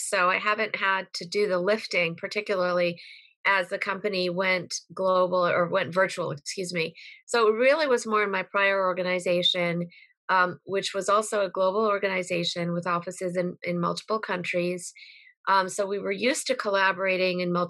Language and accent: English; Connecticut, United States; I was raised in Connecticut